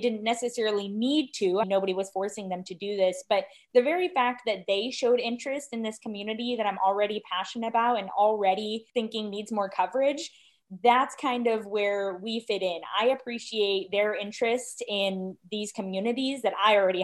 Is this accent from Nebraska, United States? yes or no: yes; Omaha, Nebraska, United States; moved away as an adult; also born or lived in Berkeley, California / Missouri / Spain; now in Iowa, United States; I am originally from Berkeley, California, grew up in Omaha, Nebraska